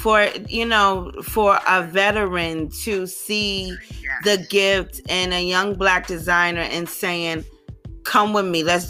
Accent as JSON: {"language": "English", "town": "New York City", "region": "New York", "country": "United States", "said": "I'm from Harlem"}